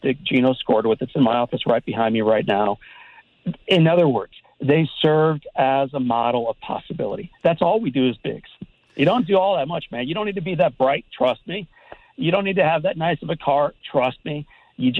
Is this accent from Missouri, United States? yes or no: yes; St. Louis, Missouri, United States; when I was a kid myself growing up in St. Louis